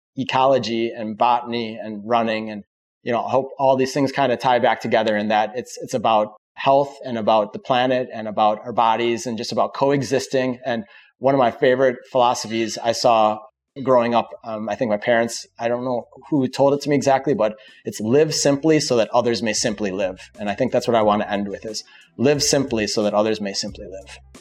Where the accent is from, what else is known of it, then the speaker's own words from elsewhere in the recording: Wisconsin, United States; moved away as an adult; now in Florida, United States; I'm from Wisconsin